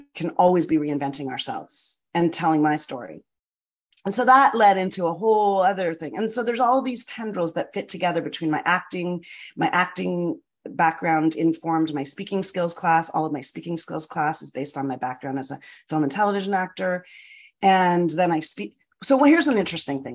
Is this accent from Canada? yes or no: yes; Canada; moved away as an adult; now in United States; I'm from Canada. I spent my first early career as a film and television actor